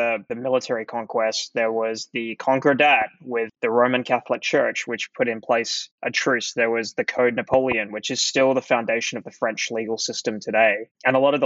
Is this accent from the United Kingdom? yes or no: no; Adelaide, South Australia, Australia; moved away as an adult; also born or lived in Melbourne; I grew up in Adelaide, which is a city in the south of Australia. And I spent sort of all of my life there up until my early 20s